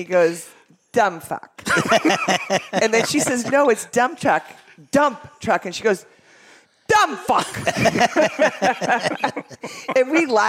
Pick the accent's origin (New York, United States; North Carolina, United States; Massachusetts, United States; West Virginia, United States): Massachusetts, United States; Boston; moved away; originally from the Boston area